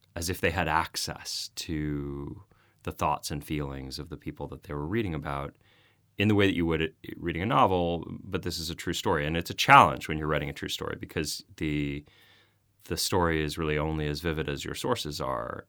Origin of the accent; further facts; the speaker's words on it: United States; I'm American